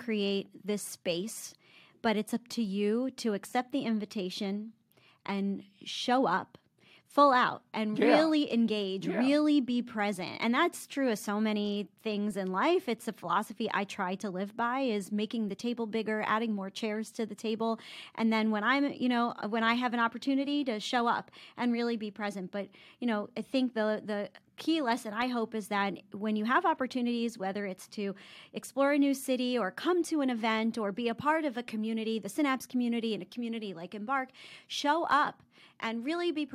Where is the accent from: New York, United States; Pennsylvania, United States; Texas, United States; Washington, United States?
Pennsylvania, United States; Philadelphia; also born or lived in Florida; now in Tampa, United States; I grew up in Philly.